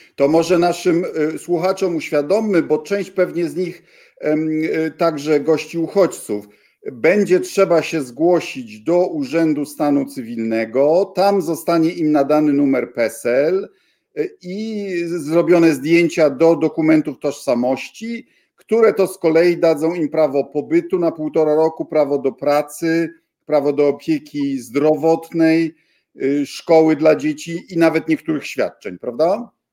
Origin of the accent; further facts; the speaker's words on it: Bydgoszcz, Kuyavian-Pomeranian Voivodeship, Poland; moved away; mojego rodzinnego miasta